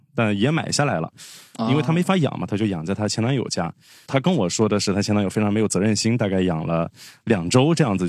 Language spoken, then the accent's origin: Chinese; Fuzhou, Fujian, China; 因为我家是福州那边的，福建福州的。